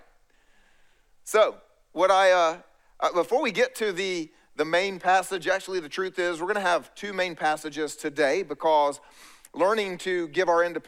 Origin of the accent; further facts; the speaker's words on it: East Coast, United States; I grew up here on the East Coast